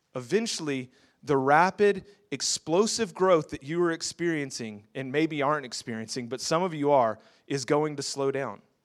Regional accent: Houston, Texas, United States; I'm from Houston.

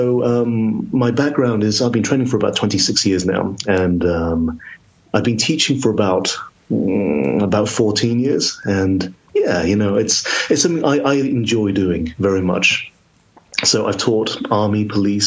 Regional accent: Telford, Wolverhampton, Birmingham, West Midlands, United Kingdom; now in Oxford, United Kingdom; I live in Oxford now, but I grew up in Telford, Wolverhampton, Birmingham, the West Midlands

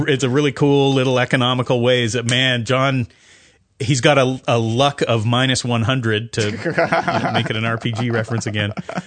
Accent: Canada; also born or lived in United States; now in New Zealand; I'm Canadian, so I always refer to Americans in the, you know, in the third person. But I feel very American. I've lived there for a lot of my life.

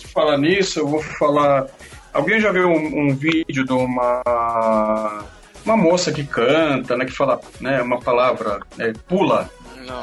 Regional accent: Brazil; eu sou do Brasil

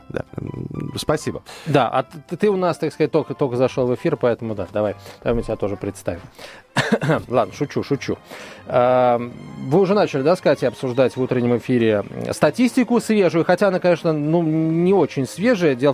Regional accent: Moscow, Russia; Ну, я как раз такой.

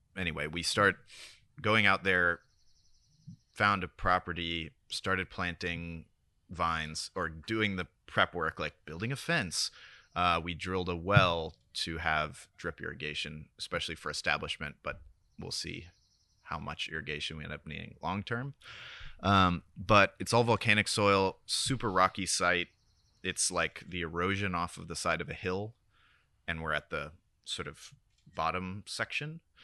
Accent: Sebastopol, California, United States; moved away as an adult; also born or lived in Oakland, California; now in Marfa, United States; I was born in Oakland, moved to Sebastopol when I was nine, went to school there

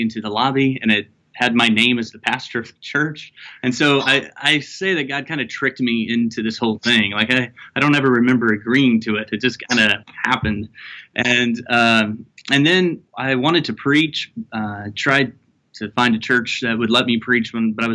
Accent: Missouri, United States; moved away as an adult; also born or lived in Los Angeles / Kentucky; now in Louisville, United States; I grew up in Missouri

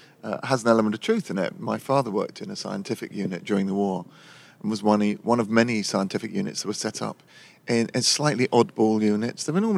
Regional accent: London, United Kingdom; I'm born and raised here, and it's an ancient city.

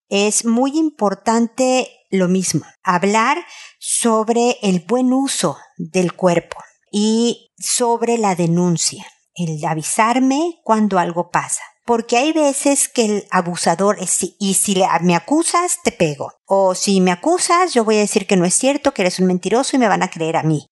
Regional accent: Mexico; moved away as an adult; also born or lived in United States; now in Santiago, Chile; Yo soy mexicana, vivo en Chile y viví en Estados Unidos.

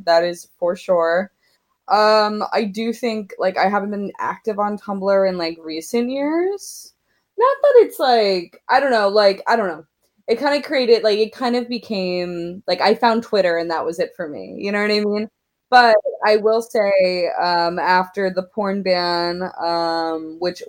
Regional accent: Oklahoma, United States; as a young queer woman growing up in Oklahoma

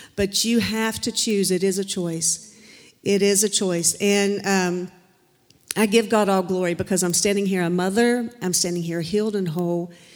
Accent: Charleston, United States; moved away; also born or lived in Florida; my family and I moved here two years ago from Florida. We're originally from Charleston.

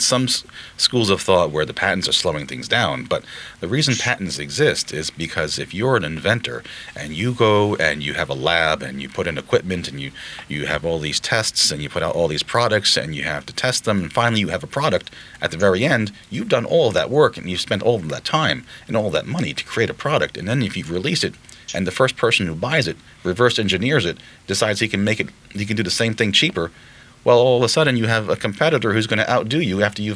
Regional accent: Patchogue, New York, United States; English is a second language; I am an ESL kid, actually. English is my second language. So I remember my parents taking me to the Patchogue Medford Library

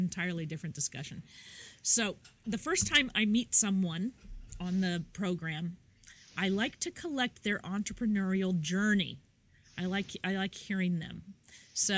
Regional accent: Midwest, United States; now in New York, United States; I'm from the Midwest and I live in New York

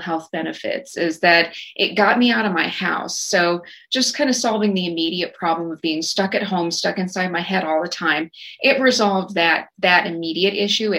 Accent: Snyder, Texas, United States; now in Fort Worth, United States; my instructors out in Snyder from my hometown

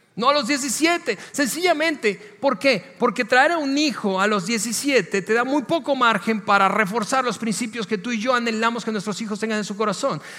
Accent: Venezuela; moved away as an adult; en mi país de origen, donde crecí, en Venezuela

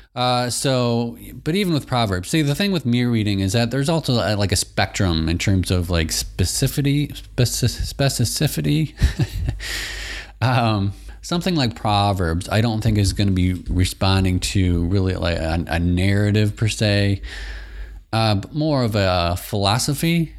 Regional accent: Michigan, United States; I'm from Michigan as well. So I grew up from next to Canada. Right across, uh, right across the river, Saint Clair River

